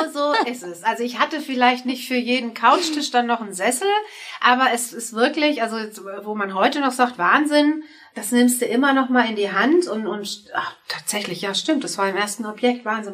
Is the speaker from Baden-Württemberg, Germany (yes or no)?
no; Würzburg, Bavaria, Germany; also born or lived in Munich / Hamburg; now in Mainz, Germany; Meine alte Heimat ist Würzburg. Ich bin gebürtige Würzburgerin.